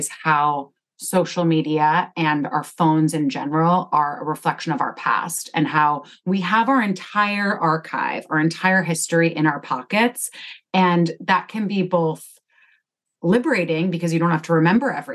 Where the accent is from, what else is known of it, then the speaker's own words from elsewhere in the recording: Connecticut, United States; I grew up in Connecticut and I live there now.